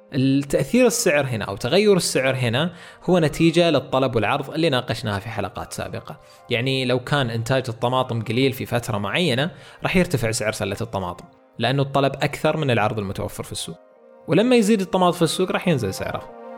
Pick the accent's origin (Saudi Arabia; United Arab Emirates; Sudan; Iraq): Saudi Arabia; عندنا في السعودية